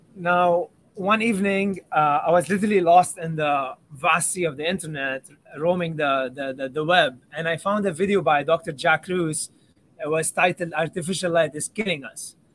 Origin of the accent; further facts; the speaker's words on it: Lebanon; I grew up in Lebanon